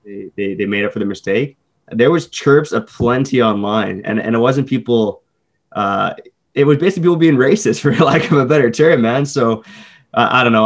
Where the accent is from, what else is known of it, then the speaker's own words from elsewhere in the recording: Canada; as a Canadian